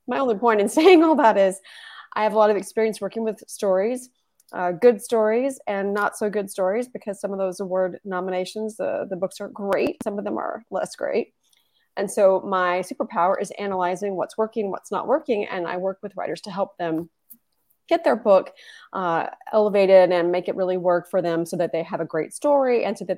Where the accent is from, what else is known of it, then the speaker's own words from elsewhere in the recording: Texas, United States; moved away as an adult; now in Tallinn, Estonia; I am from Texas